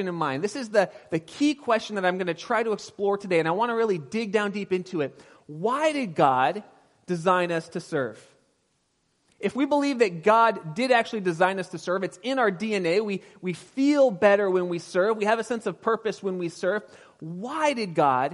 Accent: Pasadena, California, United States; now in Sonoma County, United States; I was raised in Pasadena area

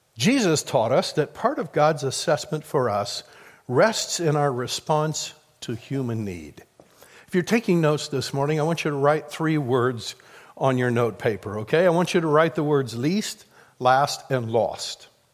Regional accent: Midwest, United States; I grew up in the Midwest

